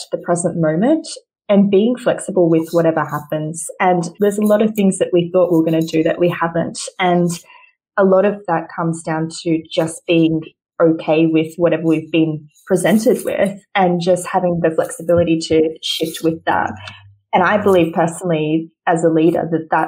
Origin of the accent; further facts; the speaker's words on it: Australia; moved away; I'm the Aussie who's not in Aussie